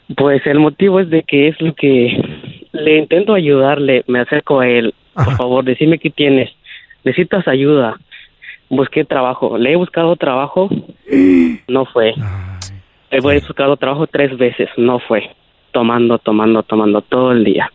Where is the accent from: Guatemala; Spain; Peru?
Guatemala; now in Oakland, United States; Yo soy de Guatemala.